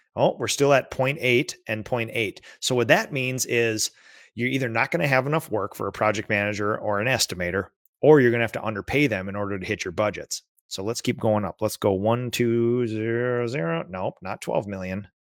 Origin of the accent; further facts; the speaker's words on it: Minnesota, United States; as a Minnesotan